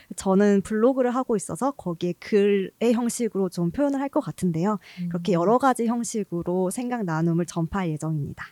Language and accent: Korean; Gwangju, South Korea; moved away as an adult; 제 이제 본가가 광주인데요.